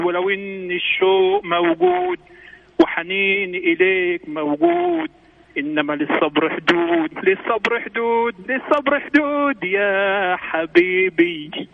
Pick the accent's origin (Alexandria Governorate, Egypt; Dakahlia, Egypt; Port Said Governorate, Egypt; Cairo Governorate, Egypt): Dakahlia, Egypt; Mansoura; انا من مصر آه، من مدينه المنصوره